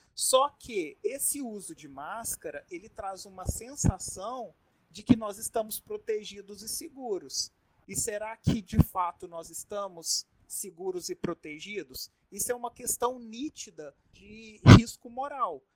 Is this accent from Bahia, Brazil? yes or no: no; Minas Gerais, Brazil; now in Manaus, Brazil; eu não sou eu não sou manauara, eu não sou amazonense, eu vim lá de Minas Gerais